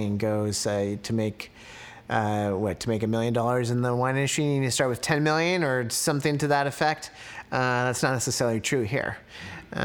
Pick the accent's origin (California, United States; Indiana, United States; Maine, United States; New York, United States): California, United States; Santa Rosa; also born or lived in San Diego / Davis / Napa; grew up in Santa Rosa, where my parents and my sisters and their family still live